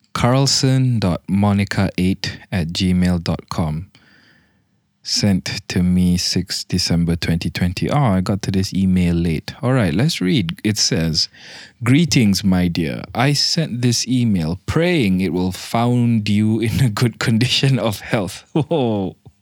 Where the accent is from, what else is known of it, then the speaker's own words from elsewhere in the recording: Malaysia; I'm fucking Malaysian.